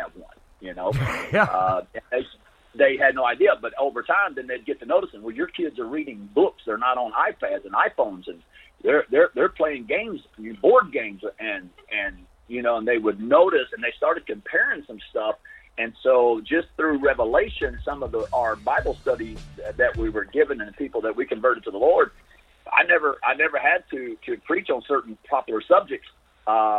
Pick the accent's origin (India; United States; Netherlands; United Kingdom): United States; I'm an American